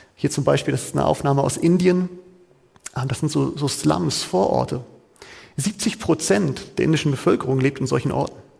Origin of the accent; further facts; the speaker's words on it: Hamburg, Germany; Da, wo ich ursprünglich herkomme, wo ich auch geboren bin